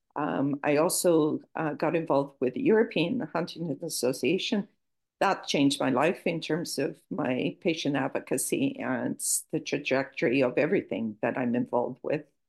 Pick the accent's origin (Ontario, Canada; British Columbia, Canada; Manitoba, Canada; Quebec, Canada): Ontario, Canada; Toronto; accent: Canadian; moved away as an adult; also born or lived in Lisbon, Portugal / Edinburgh, Scotland; now in Portugal; I was uh, raised in Toronto, Canada, and lived there